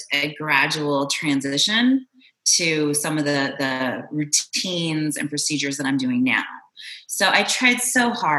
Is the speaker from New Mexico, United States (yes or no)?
no; Arizona, United States; moved away as an adult; also born or lived in Toronto, Canada; now in Austin, United States; I'm originally from Toronto, and I grew up in Arizona